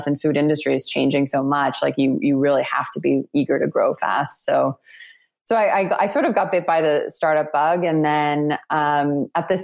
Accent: Toronto, Ontario, Canada; moved away as an adult; I had just come back to my hometown. I had just graduated from business school, and I moved back to Toronto

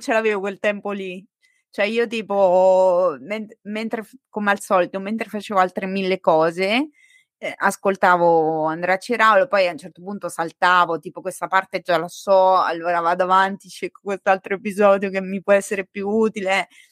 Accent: Montegiorgio, Italy; sono cresciuta a Monte Giorgio, dove c'è la statua di Salvo d'Acquisto

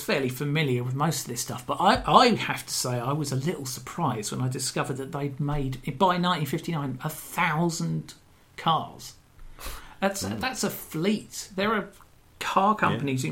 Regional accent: Brighton, South East England, United Kingdom; growing up in Brighton

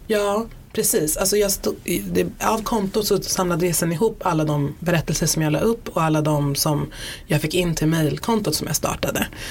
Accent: Stockholm, Stockholm County, Sweden; jag brukar identifiera mig som stockholmare

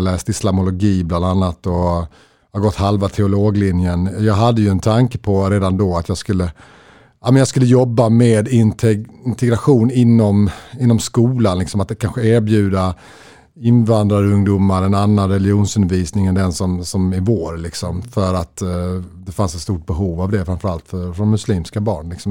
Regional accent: Löddeköpinge, Skåne, Sweden; also born or lived in Stockholm, Sweden / Lund, Sweden; i Löddeköpingen där vi växte upp

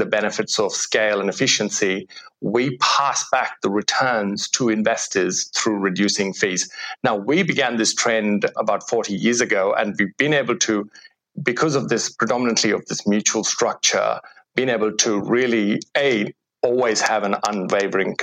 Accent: India; now in Australia; I grew up in India before coming to Australia

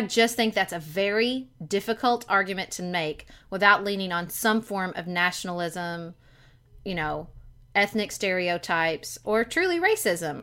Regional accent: Kentucky, United States; I am a ninth generation Kentuckian, okay? So that's how long, they've just been in Kentucky

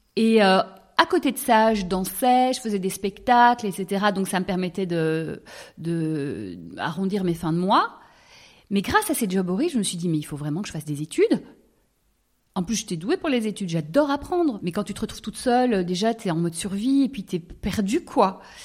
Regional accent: Brussels, Brussels-Capital Region, Belgium; j'ai grandi à Bruxelles

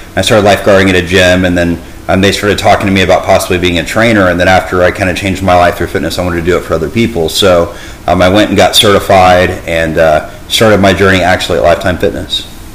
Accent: Dallas, Texas, United States; born and raised in the Dallas area

